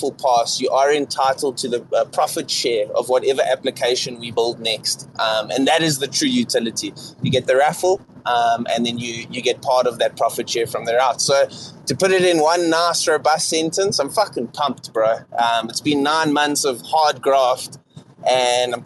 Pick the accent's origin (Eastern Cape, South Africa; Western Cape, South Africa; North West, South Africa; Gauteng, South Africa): Gauteng, South Africa; Johannesburg; accent: South African; I am from South Africa. I am from Johannesburg, City of Gold, the business capital of South Africa